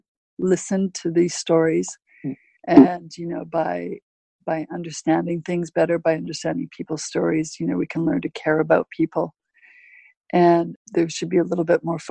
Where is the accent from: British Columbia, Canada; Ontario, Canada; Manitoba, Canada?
British Columbia, Canada; Vancouver; I'm from Vancouver, I'm from Canada.